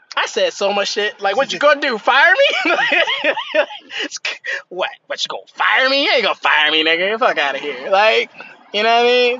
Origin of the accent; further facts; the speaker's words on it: United States; I'm American and I'm doing okay in America